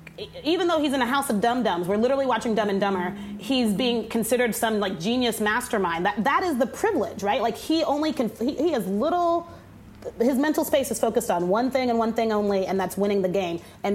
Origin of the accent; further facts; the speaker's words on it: the South, United States; Yeah, I am from the South. I'm transparently growing up. I said yes, ma'am, to everybody.